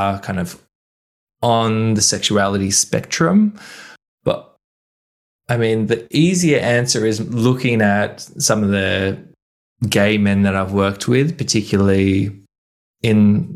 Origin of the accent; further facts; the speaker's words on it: Sydney, New South Wales, Australia; moved away as an adult; also born or lived in Melbourne / Berlin; I grew up in Sydney. In my mid-20s, I moved to Melbourne